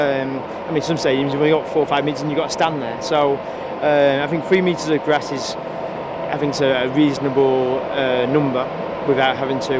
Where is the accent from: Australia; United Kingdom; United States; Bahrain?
United Kingdom; England; moved away as an adult; now in Madrid, Spain; Being English